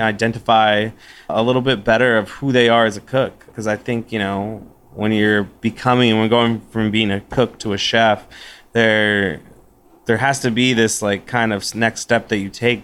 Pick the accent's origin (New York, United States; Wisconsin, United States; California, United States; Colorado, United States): California, United States; West Covina; now in Austin, United States; I was born in West Covina, California, which is in uh, in the San Gabriel Valley in uh, Los Angeles